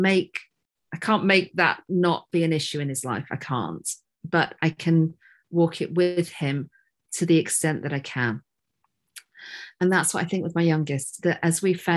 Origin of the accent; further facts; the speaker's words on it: Yorkshire and the Humber, United Kingdom; moved away; I'm not in Yorkshire now, but I am from Yorkshire.